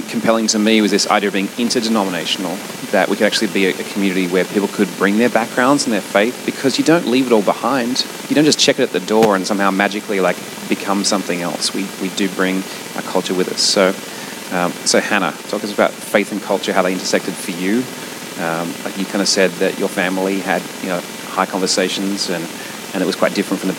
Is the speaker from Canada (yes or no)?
no; Australia; moved away as an adult; now in New York, United States; as being Australian.